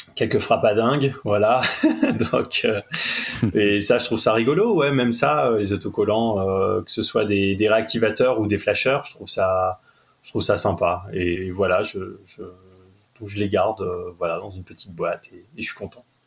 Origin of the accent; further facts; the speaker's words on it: Lille, Hauts-de-France, France; je suis lillois